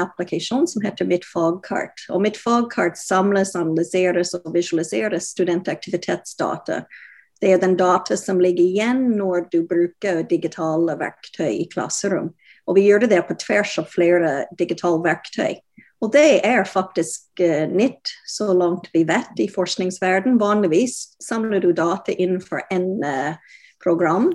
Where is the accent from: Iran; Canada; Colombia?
Canada; Norwegian is a second language; now in Norway; Jeg kommer fra Canada opprinnelig, som du hører